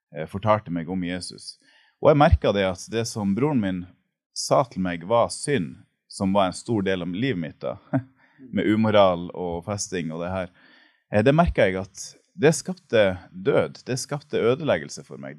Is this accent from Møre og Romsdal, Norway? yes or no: no; Mo i Rana, Nordland, Norway; moved away as an adult; now in Kenya; jeg kommer fra Mo i Rana. Jeg er 39 år gammel.